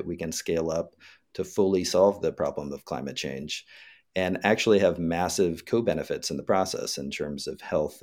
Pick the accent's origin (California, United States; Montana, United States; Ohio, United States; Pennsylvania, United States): California, United States; Northern; the small farm where I grew up in Northern California